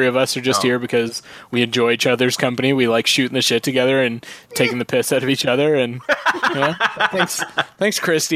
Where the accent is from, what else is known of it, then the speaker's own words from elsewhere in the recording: Brantford, Ontario, Canada; I grew up in Brantford